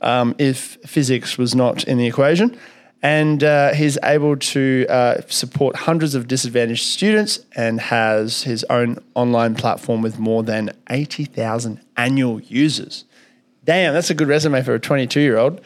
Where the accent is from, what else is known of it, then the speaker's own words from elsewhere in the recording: Kalgoorlie, Western Australia, Australia; also born or lived in Soviet Union; I grew up in Kalgoorlie